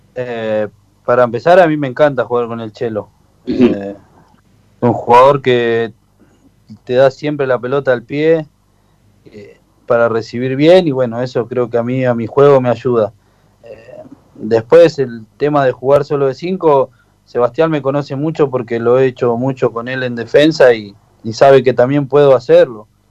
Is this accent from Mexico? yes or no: no; Avellaneda, Buenos Aires Province, Argentina; yo soy de Avellaneda, eh, me crié en Villa Tranquila